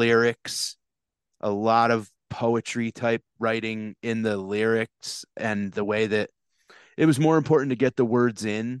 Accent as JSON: {"language": "English", "town": "New Haven", "region": "Connecticut", "country": "United States", "tie": "born or raised there", "said": "I grew up in right around New Haven, Connecticut, right around mm-hmm. Yale, right in the shadows of Yale University."}